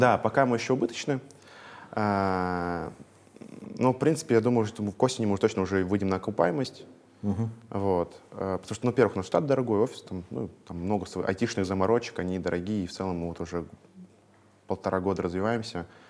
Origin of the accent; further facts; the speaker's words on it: Veliky Novgorod, Novgorod Oblast, Russia; moved away as an adult; now in Moscow, Russia; Я из Великого Новгорода, ага. вот, я там жил, там 22 лет, ну, по факту сейчас только третий год в Москве